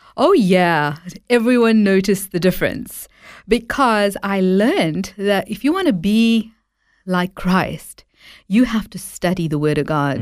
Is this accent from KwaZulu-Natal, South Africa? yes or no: yes; Durban, KwaZulu-Natal, South Africa; I was born and raised in South Africa